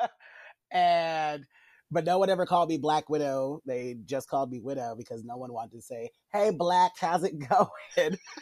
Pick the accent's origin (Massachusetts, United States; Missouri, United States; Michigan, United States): Missouri, United States; Kansas City; from my hometown family because uh, a lot of people here in Kansas City